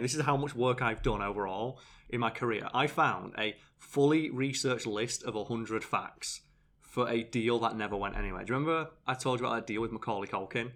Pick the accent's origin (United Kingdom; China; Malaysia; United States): United Kingdom; I'm British.